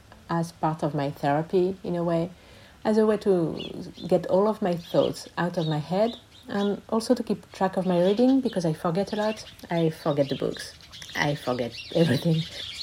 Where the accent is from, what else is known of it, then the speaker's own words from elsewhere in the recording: Paris, Île-de-France, France; moved away as an adult; also born or lived in Glasgow, Scotland; now in Étretat, France; I'm 51 and I'm a non-binary lesbian. I grew up in Paris and spent most of my life there until the end of my studies, where I went to Glasgow in Scotland for a year.